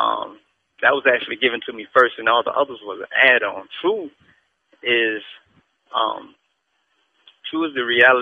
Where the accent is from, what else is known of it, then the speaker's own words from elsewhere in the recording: Southwest Georgia, United States; I'm from Georgia. Geographical location in Southwest Georgia